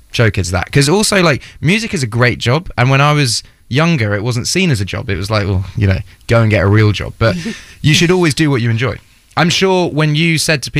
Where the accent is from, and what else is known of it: Ipswich, East of England, United Kingdom; born or raised there